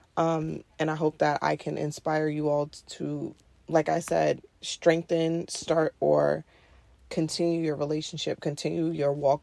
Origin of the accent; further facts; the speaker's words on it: New York City, New York, United States; I'm from Queens, New York City. I'm born and raised here.